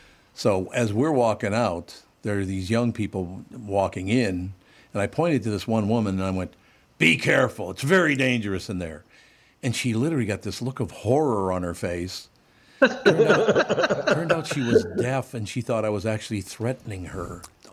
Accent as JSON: {"language": "English", "town": "Long Prairie", "region": "Minnesota", "country": "United States", "tie": "born or raised there", "said": "I was born in Long Prairie, right down the block."}